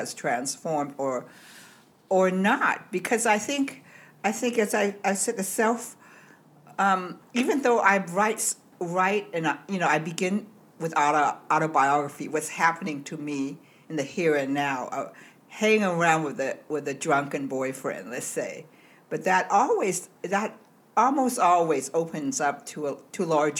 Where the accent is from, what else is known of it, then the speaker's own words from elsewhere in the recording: Hong Kong; now in United States; I was born in Hong Kong, but I came to the United States in 1962